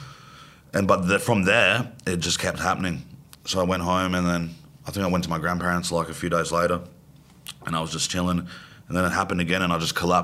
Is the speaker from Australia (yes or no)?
yes; Australia; accent: Australian